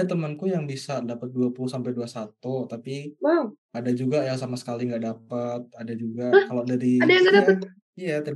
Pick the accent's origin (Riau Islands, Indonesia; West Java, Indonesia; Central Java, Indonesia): Central Java, Indonesia; Surakarta; Aku emang dari lahir di Solo, SD sampai kuliah aja di Solo gitu.